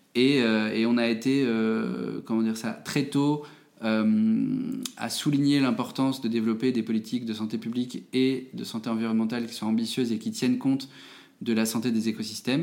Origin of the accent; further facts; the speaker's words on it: Metz, Grand Est, France; je suis né en Moselle, euh, à Metz.